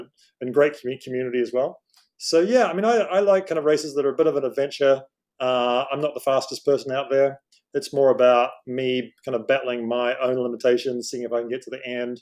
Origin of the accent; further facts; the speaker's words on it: New Zealand; now in Hong Kong; I'm from New Zealand originally, been in Hong Kong on and off for about 20 years